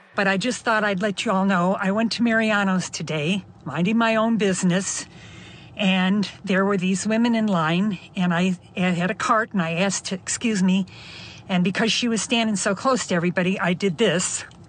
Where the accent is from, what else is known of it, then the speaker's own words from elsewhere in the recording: Chicago, Illinois, United States; I'm almost seventy-five, but I'm from Chicago